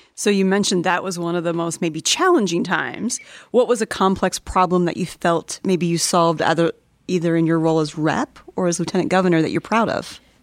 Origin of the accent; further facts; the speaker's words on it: Indiana, United States; I grew up in Indiana